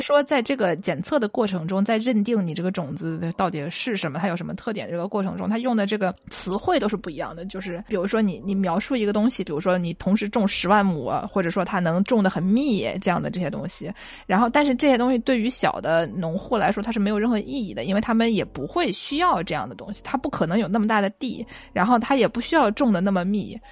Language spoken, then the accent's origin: Chinese; Jiangsu, China; 我们散装江苏就非常容易办到啊，就是江苏，对，你，你过一个县，别人就不认你，就觉得我们俩口音都不一样，我们绝对不是一个地方的